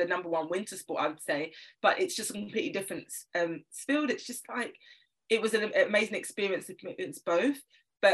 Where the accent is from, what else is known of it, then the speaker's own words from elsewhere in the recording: London, United Kingdom; I'm from South London, so any Londoner you'll know in the UK, specific areas are very important to mention because we are all very different. I live in North London now, but I'm a South Londoner at heart